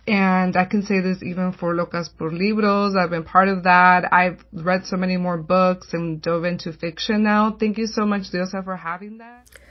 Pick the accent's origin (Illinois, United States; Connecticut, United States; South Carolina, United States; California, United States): California, United States; San Gabriel; I'm from the Saint Gabriel